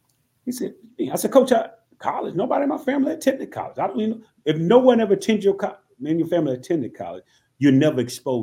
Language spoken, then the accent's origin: English; Tifton, Georgia, United States; I'm from Tifton, Georgia, which is 3 hours away from Atlanta.